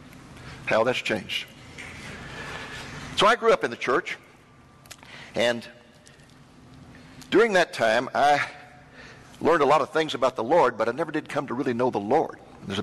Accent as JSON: {"language": "English", "town": "Waco", "region": "Texas", "country": "United States", "tie": "born or raised there", "also_born_or_lived": "Boston, Massachusetts / McKinney, Texas", "said": "I grew up in Waco, Texas."}